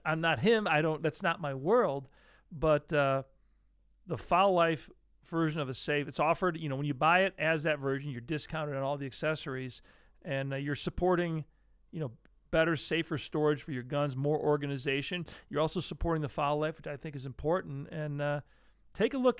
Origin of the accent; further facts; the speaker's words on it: Great Lakes, United States; now in Syracuse area, New York, United States; I grew up right near the Great Lakes.